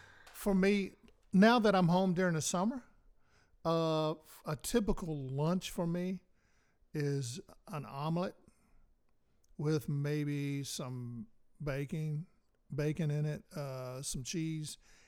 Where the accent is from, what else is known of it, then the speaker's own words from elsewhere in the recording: the South, United States; I even gave up. Now I'm a Southerner, and I've always